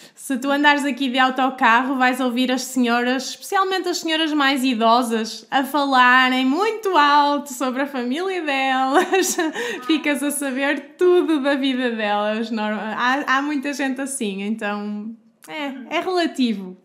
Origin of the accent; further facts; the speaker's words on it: Porto, Norte, Portugal; do Porto, de onde eu sou